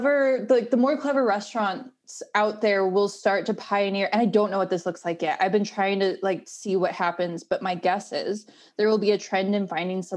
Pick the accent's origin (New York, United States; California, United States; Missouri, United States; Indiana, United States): California, United States; Northern; now in Denver, United States; I grew up in Northern California